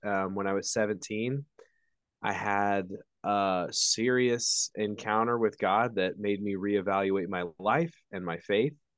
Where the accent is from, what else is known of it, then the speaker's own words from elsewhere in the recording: Indiana, United States; I'm from Indiana, so much further north than Texas